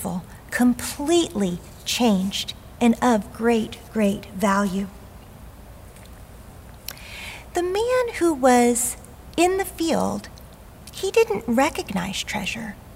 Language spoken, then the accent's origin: English; the South, United States; As a young girl growing up in the South